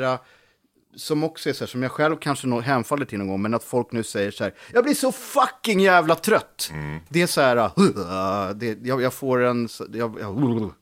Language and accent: Swedish; Sweden; moved away; also born or lived in Lidingö / Gothenburg; på gården, Holaveden, där jag växte upp